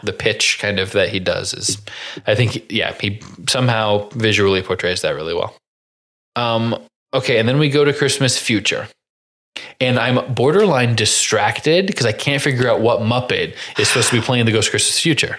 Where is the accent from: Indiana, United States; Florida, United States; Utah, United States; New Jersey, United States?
Indiana, United States; Crawfordsville; I'm from Crawfordsville, Indiana